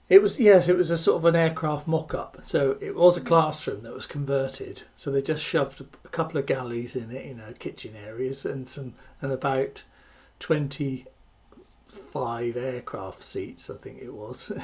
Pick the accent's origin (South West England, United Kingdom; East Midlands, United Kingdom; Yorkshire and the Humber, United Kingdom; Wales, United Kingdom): South West England, United Kingdom; West Country; growing up in the West Country of the UK is, you know, the, it's a lovely area